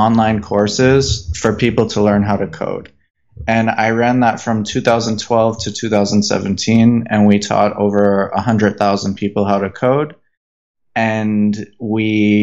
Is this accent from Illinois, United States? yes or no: no; Boston, Massachusetts, United States; moved away as an adult; also born or lived in New York City; I grew up in Boston